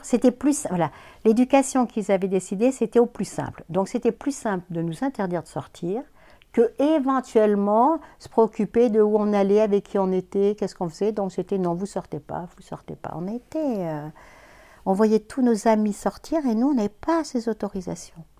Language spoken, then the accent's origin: French; Clermont-Ferrand, Auvergne-Rhône-Alpes, France; moved away as an adult; also born or lived in Paris; je suis née à Clermont-Ferrand, en Auvergne. Et j'y suis restée jusqu'à à peu près 20 ans, mes 20 ans